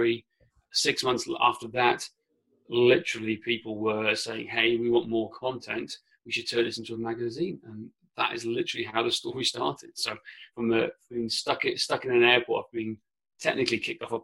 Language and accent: English; mid Wales, United Kingdom; first language Welsh; English is a second language; growing up on a farm in mid Wales, and also with I'd say, English is my second language. Welsh is my first language.